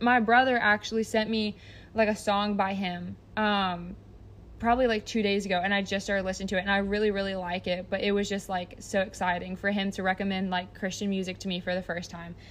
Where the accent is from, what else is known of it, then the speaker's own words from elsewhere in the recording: United States; I'm so American